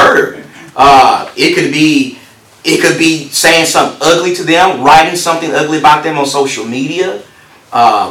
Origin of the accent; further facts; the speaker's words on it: Texas, United States; I come from Texas where that's death row capital right there